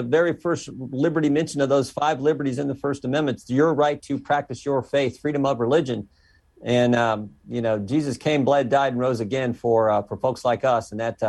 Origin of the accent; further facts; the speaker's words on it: Western Ohio, United States; I'm just a country boy from Western Ohio, married the pretty farm girl down the road.